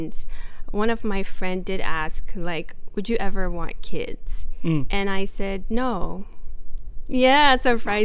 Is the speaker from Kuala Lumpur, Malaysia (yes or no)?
no; Ampang, Selangor, Malaysia; I grew up in Ampang.